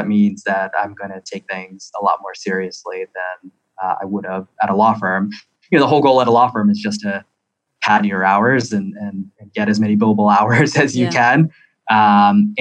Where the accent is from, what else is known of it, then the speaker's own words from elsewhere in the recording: Baltimore, Maryland, United States; moved away as an adult; also born or lived in Philadelphia / Washington, D.C.; now in California, United States; I born and raised in Baltimore, went to college in Philly, back to law school in Baltimore